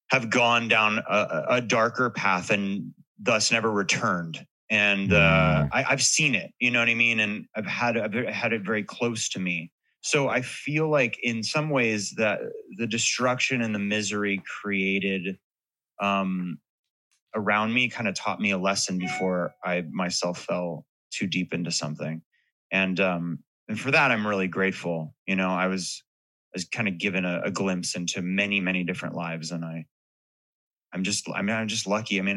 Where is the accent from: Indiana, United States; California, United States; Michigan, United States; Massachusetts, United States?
California, United States; Hollywood; well, what it is is like growing growing up in Hollywood. I that's why I brought up the book earlier. It was like a lo- it was a love letter to a town that now I mean it feels totally different